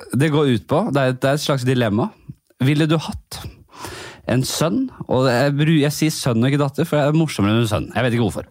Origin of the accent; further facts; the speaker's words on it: Oslo, Norway; jeg kommer fra Bekkelaget. Eh, Nordstrand eh, oppi der.